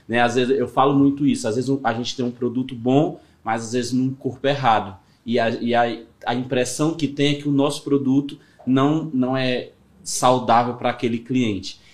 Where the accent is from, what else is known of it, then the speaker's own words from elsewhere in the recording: Ceará, Brazil; sou do Ceará mesmo